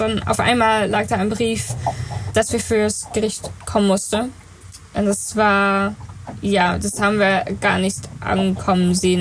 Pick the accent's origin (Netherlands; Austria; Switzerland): Netherlands; German is a second language; also born or lived in New Zealand; ich bin in Neuseeland geboren, da waren meine Eltern natürlich halbwegs, weil sie sind in Holland gestartet. Ähm, und ich war vier, als wir dann äh, wieder in Holland zurückgekommen sind.